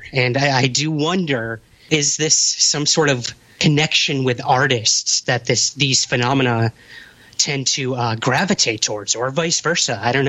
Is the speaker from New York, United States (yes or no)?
yes; Syracuse, New York, United States; my hometown of Syracuse, New York